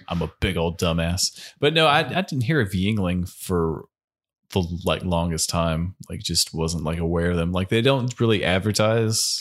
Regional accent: United States

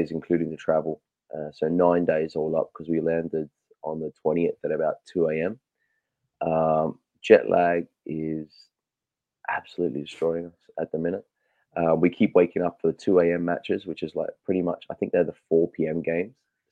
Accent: Australia; I'm Australian

